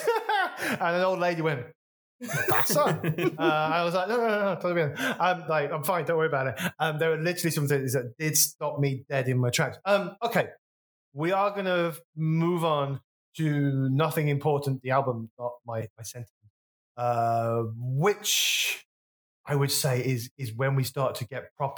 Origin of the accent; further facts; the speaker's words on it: West Bromwich, West Midlands, United Kingdom; my hometown, so this is a very local reference, West Bromwich